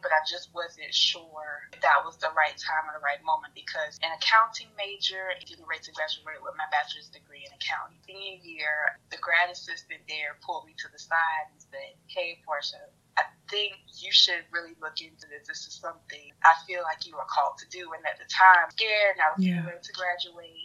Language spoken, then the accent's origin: English; Walterboro, South Carolina, United States; I am originally from Walterboro, South Carolina, and I was raised by my grandparents